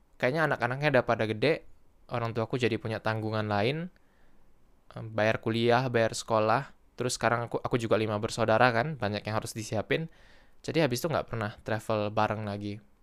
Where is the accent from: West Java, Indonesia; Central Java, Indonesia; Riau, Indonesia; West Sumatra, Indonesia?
Riau, Indonesia; Pekanbaru